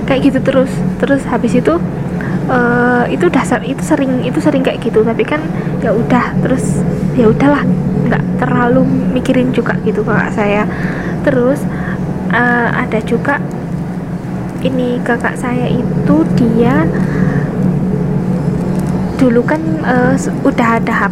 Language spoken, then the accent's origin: Indonesian; Wonosobo, Central Java, Indonesia; sebelumnya saya ini asalnya dari Wonosobo Jawa Tengah tapi saya pernah kuliah di UGM D3 Sekolah Vokasi Bahasa Perancis terus sekarang saya ting eh, apa balik lagi ke Wonosobo